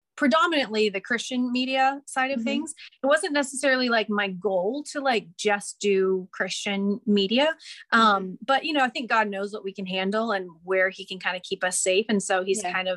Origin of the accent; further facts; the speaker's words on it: the Northwest, Pacific Northwest, United States; I grew up in the Northwest